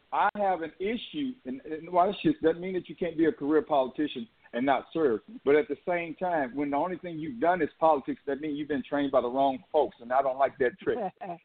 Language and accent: English; Texas, United States; it's complicated growing up in the state of Texas.